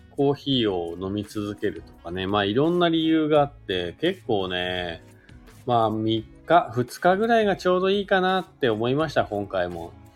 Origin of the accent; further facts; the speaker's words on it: Oyama, Shizuoka, Japan; now in Hakuba, Japan; 静岡県の小山市というところですかね、僕の地元なんですけど